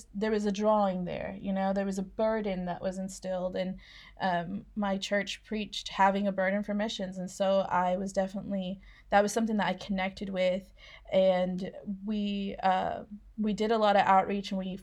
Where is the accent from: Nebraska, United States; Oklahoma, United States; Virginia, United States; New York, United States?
Oklahoma, United States; moved away as an adult; also born or lived in Mexico; now in Scotland; I was born in Oklahoma, raised most of my life in Oklahoma, but I did live in Mexico when I was a kid for a while.